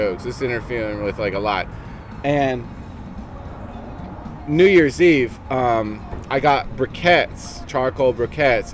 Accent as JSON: {"language": "English", "region": "New Jersey", "country": "United States", "said": "we're from Jersey. Okay, I'm from Jersey."}